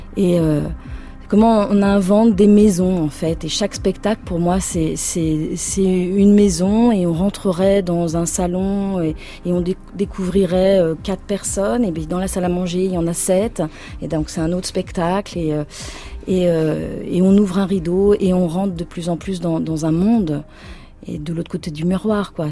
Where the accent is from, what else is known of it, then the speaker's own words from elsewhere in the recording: Anjou, Pays de la Loire, France; je viens de, de l'Anjou.